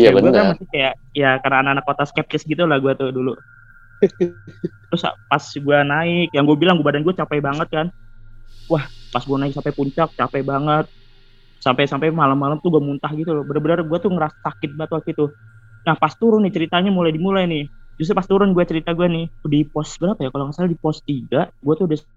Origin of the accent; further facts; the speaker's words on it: Depok, West Java, Indonesia; now in Ngawi, Indonesia; nah gue kan sebenarnya pindahan kan gue dari Depok habis itu gue pindah ke Ngawi